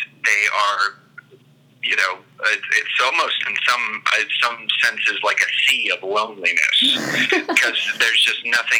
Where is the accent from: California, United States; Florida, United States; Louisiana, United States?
Florida, United States; Fort Lauderdale; moved away as an adult; also born or lived in Tallahassee; now in Crawfordville, United States; I was raised in Fort Lauderdale.